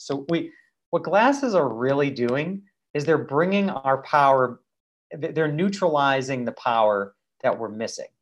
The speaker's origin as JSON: {"language": "English", "region": "Massachusetts", "country": "United States", "tie": "born or raised there"}